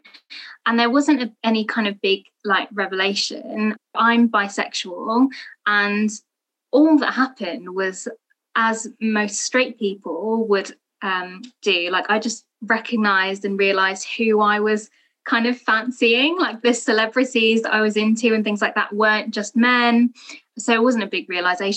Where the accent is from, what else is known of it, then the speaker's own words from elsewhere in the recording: London, United Kingdom; I am also a British Bangladeshi from London and from a Muslim family